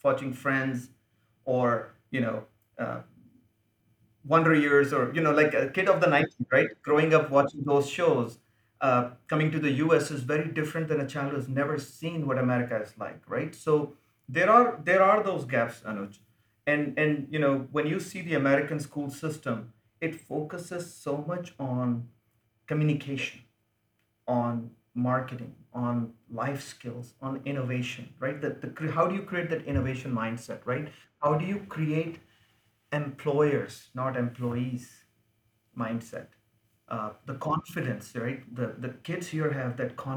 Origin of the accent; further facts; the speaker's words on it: India; accent: Indian English; now in United States; I speak Indian English.